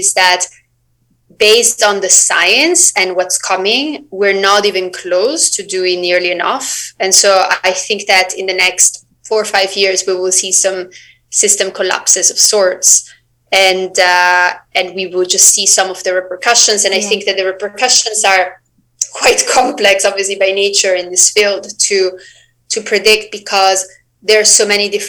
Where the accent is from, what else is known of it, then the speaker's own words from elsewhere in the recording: Switzerland; moved away; I'm originally from Switzerland.